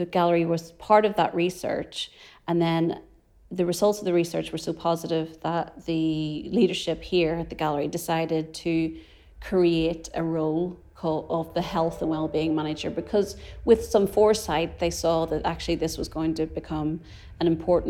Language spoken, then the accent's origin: English; Ireland; As an Irish person